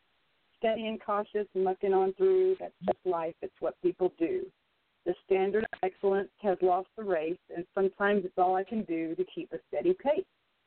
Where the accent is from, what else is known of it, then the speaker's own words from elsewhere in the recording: Alabama, United States; now in Washington, United States; I'm an Alabama girl in a Washington world.